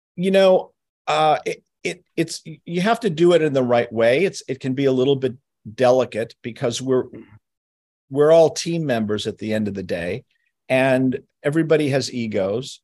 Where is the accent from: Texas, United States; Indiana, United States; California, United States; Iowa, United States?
California, United States; Los Angeles; also born or lived in New York; although I was born in New York, I grew up in, in Los Angeles